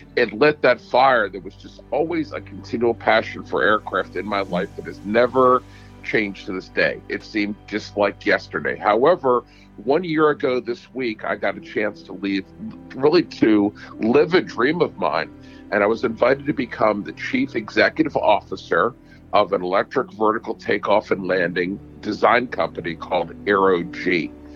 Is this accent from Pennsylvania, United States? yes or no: yes; Horsham Township, Pennsylvania, United States; I was born and raised in Horsham Township